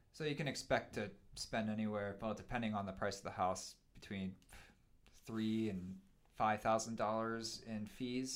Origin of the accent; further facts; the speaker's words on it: Pennsylvania, United States; now in Missoula, United States; I grew up in Pennsylvania, and I grew up in a subdivision